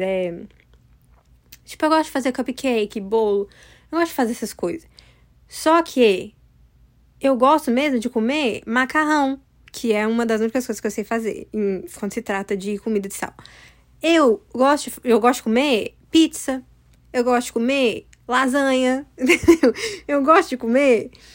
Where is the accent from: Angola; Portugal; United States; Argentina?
United States; eu moro nos Estados Unidos, sabe? E aí, eu nasci aqui nos Estados Unidos.